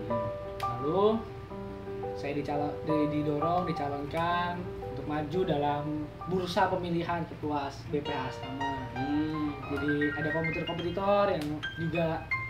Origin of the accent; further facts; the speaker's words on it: Bogor, West Java, Indonesia; now in Yogyakarta, Indonesia; gua dari Bogor